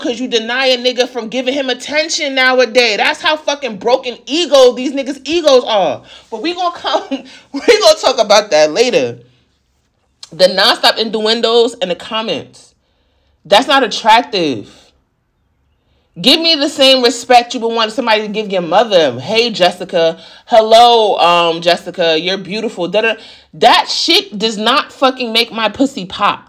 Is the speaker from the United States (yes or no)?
yes; New York, United States; growing up in New York